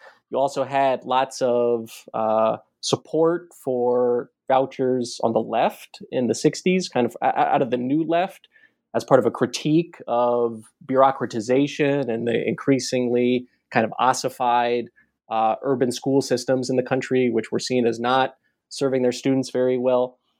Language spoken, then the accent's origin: English; Baltimore, Maryland, United States; So I grew up in Baltimore. Not too far from Washington, D.C.